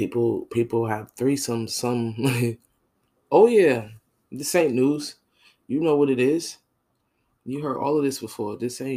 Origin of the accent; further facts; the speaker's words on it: Northeastern United States, United States; now in Jacksonville, United States; I'm from the North, and New York and New Jersey is different. I live in Jacksonville, Florida.